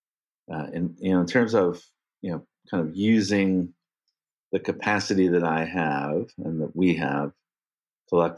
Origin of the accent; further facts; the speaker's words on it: Sudbury, Ontario, Canada; moved away; I joined the board of an architecture school in Northern Canada in my hometown called the McEwen School of Architecture at Laurentian University. And it's in the town where I grew up